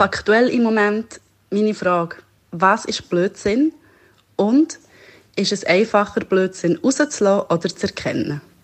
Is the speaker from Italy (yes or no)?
yes; Italy; now in Switzerland; Ich als Italienerin leide manchmal in der Schweiz